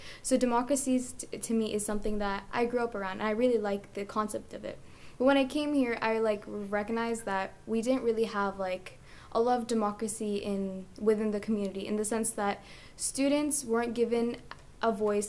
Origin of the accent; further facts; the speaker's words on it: Canada; because I came from Canada, and we're always taught there, like, democracy is how it, like, rules this